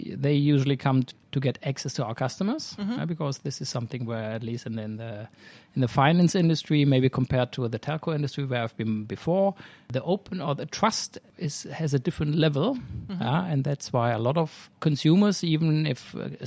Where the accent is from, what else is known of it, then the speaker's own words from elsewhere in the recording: Germany; moved away as an adult; now in Sweden; I'm originally from Germany